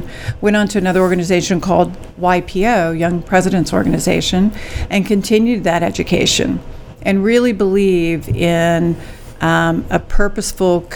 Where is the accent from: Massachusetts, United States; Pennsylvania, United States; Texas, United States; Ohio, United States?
Texas, United States; San Angelo; also born or lived in Dallas, United States; I'm from San Angelo